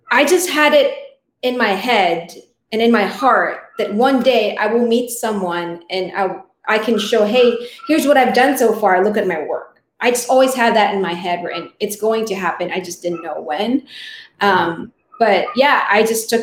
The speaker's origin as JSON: {"language": "English", "country": "Philippines", "tie": "born or raised there", "first_language": "Tagalog", "second_language": "English", "moved": "yes", "said": "From my experience, though, I learned English at school, but I didn't speak it at home."}